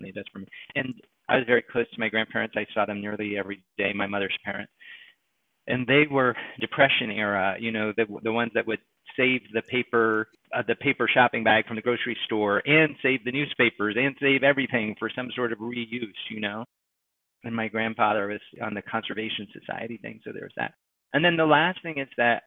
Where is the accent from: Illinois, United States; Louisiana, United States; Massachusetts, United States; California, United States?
Massachusetts, United States; Westport; also born or lived in New York City, New York; my sister and I moved with my mother to a little countryside town called Westport, Massachusetts